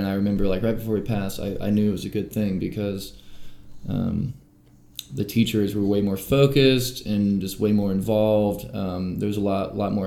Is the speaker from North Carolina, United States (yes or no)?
yes; Weaverville, North Carolina, United States; also born or lived in Asheville; I was born, you know, here in Asheville in Mission Hospital, and then I more or less grew up in Weaverville Primary, you know, and North Windy Ridge